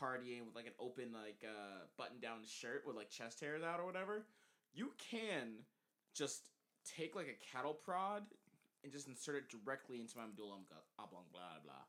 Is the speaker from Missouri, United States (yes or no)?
no; Texas, United States; moved away; I'm from Texas.